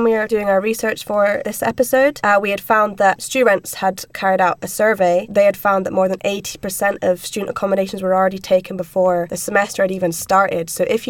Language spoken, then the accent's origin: English; Inverness, Scotland, United Kingdom; It usually costs like £70, because I'm from Inverness, so I've travelled from there.